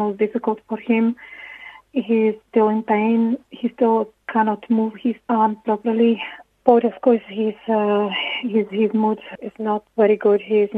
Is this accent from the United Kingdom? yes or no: no; Slovakia; moved away as an adult; now in Ireland; We are originally from Slovakia. We moved to Ireland in 2006